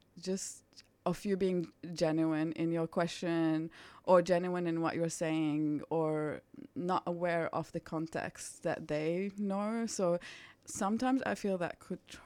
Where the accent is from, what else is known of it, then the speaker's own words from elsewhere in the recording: Lebanon; English is a second language; now in Australia; I'm from Lebanon